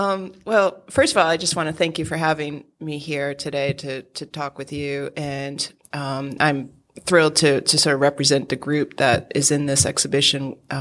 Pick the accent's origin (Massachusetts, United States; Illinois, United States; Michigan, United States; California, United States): Massachusetts, United States; Holyoke; I grew up in Holyoke, Massachusetts, the youngest of 11 children.